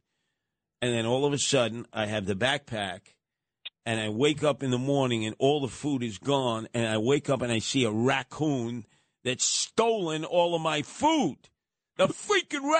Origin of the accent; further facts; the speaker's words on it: New York City, New York, United States; growing up in Canarsie